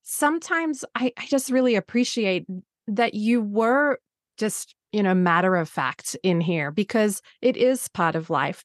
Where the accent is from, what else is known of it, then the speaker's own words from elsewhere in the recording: Australia; moved away; being Australian